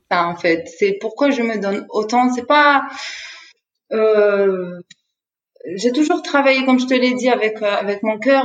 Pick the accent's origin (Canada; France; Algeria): Algeria; Béjaïa Province; nous, on est de Béjaïa